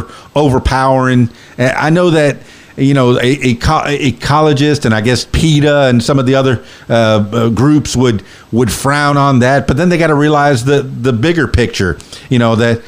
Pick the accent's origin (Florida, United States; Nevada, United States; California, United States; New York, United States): Florida, United States; Florida Keys, United States; moved away as an adult; now in Arkansas, United States; I'm born and raised in the Florida Keys